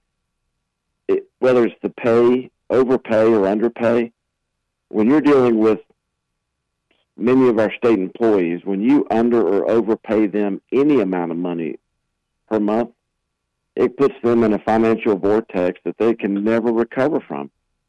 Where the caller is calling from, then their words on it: Asheville, North Carolina, United States; Fantastic, Jeff. I'm joining you from Asheville, and great to be with you.